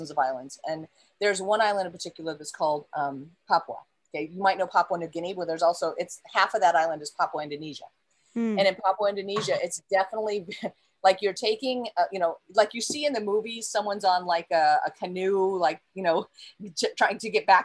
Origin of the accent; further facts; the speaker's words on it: United States; first language English; moved away; also born or lived in Saudi Arabia; I'm from America, but I lived in Saudi